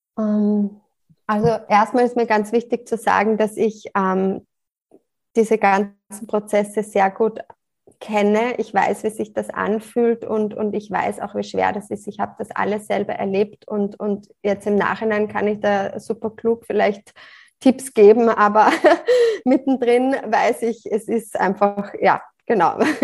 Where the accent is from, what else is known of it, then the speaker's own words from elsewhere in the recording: Salzburg, Austria; now in near Graz, Austria; Ich lebe in der Nähe von Graz, komme ursprünglich aus Salzburg